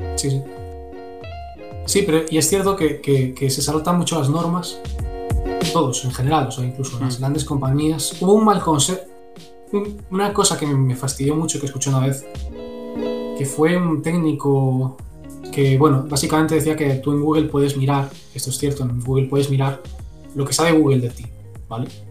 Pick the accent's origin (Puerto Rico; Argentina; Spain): Spain